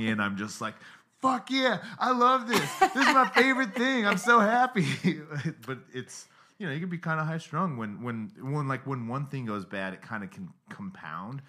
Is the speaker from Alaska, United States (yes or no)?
no; Pinetop, Arizona, United States; moved away as an adult; also born or lived in Salt Lake City, Utah; Pine Top," which is the name of the town I'm from. It's, like, three hours from Phoenix